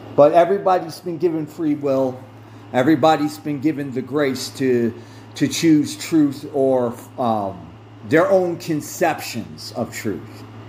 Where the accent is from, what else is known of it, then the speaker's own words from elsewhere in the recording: United States; I did start out as a Protestant, Protestant because I'm an American